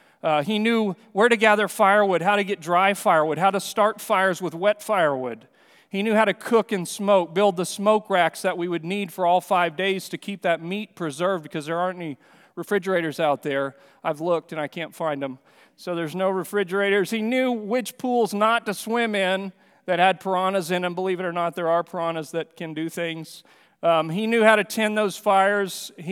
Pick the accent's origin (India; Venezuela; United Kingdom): Venezuela; Amazon basin; also born or lived in Brazil; I mentioned that I grew up in the Amazon basin there in Venezuela and Brazil, and while growing up there, I had lots of privileges of hunting and fishing trips with the Yanomamu people, because we lived 3 hours from civilization in a small airplane